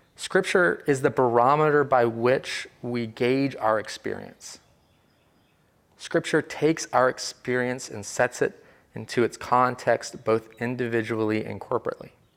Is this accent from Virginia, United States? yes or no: yes; Virginia, United States; I am from the South, from a small textile town in Virginia